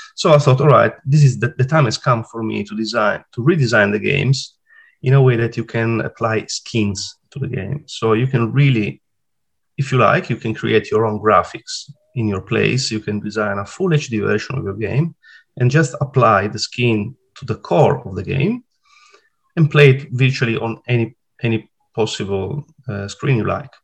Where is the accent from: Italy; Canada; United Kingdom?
Italy; Sardinia; accent: Italian; English is a second language; moved away as an adult; now in Sydney, Australia; I am Italian, as you can tell by, from my accent. Uh, so I was born in Italy and then I moved to, to Australia in uh, 2014. Uh, I was 40 at the time. I'm 47 now, and I still live in Sydney. I come from a beautiful place called Sardinia.